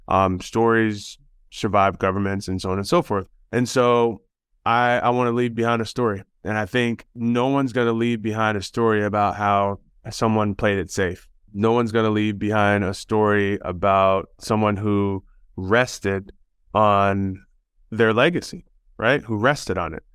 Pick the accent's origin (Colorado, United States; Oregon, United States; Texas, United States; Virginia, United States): Texas, United States; Houston; we're from Houston and that's where I lived